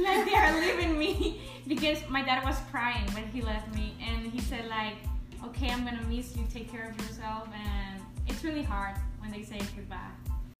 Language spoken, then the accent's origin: English; Honduras; But no, like it's a pretty country. We have a lot of culture things that like foreign people like to see